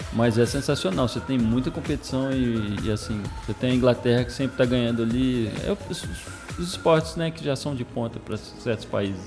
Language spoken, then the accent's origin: Portuguese; Brazil; also born or lived in Belo Horizonte, Minas Gerais / São Bernardo do Campo, São Paulo; now in Anápolis, Brazil; Eu sou de São, São Bernardo do Campo, mas eu morava em Belo Horizonte. Depois eu fui morar em São Bernardo.